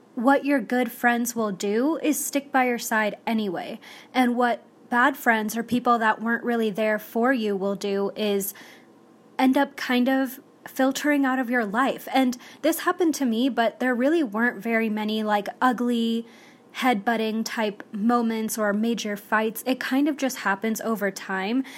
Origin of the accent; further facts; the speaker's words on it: Texas, United States; I grew up in Texas, and so it's definitely, like, Southern